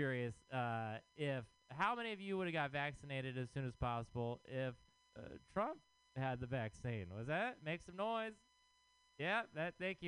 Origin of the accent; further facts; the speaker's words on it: Texas, United States; now in San Francisco, United States; I am from Texas